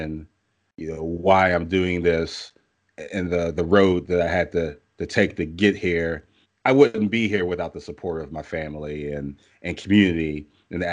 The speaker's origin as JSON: {"language": "English", "town": "Pittsburgh", "region": "Pennsylvania", "country": "United States", "tie": "born or raised there", "moved": "yes", "lives_now": "Canton, United States", "said": "I am from Pittsburgh. I was born there. I currently live in Canton, Ohio, but Pittsburgh is still my home."}